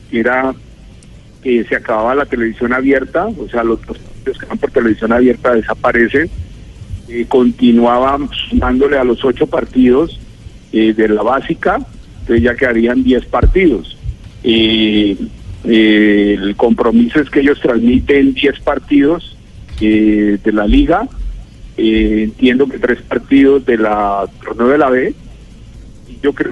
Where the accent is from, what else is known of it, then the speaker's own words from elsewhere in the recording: Colombia; y obviamente si soy más colombiano y más colombianista